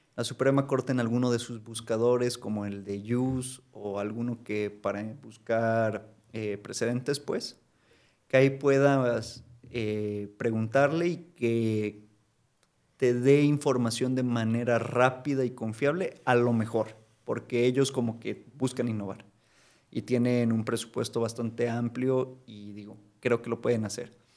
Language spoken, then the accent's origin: Spanish; Mexico; como mexicanos